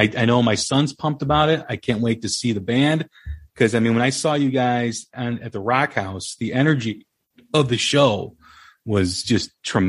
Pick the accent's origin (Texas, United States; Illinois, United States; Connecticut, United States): Illinois, United States; Des Plaines; I grew up in Des Plaines.